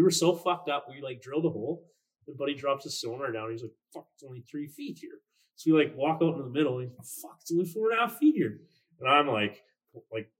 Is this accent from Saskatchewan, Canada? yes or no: yes; Saskatchewan, Canada; We came from Canada.